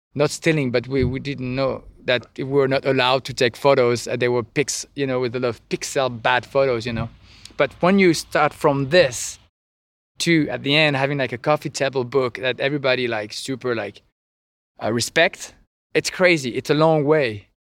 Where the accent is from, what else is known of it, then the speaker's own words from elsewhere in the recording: French Riviera, Provence-Alpes-Côte d'Azur, France; English is a second language; moved away as an adult; now in Normandy, France; I'm from the French Riviera